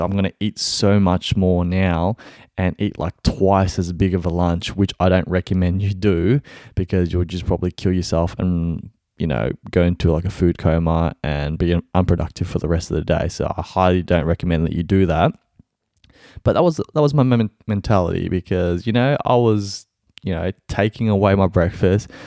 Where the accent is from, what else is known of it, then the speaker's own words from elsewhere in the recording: Melbourne, Victoria, Australia; I'm from Melbourne, Australia.